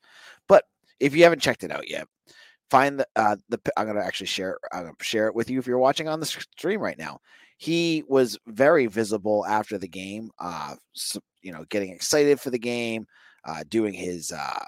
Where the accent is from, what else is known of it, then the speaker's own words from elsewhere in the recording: New England, United States; Remember, I'm a guy from New England. I don't like the Ravens.